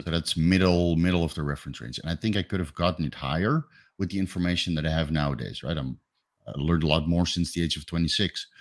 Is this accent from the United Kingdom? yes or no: no; Netherlands; moved away as an adult; now in Thailand; I'm from Holland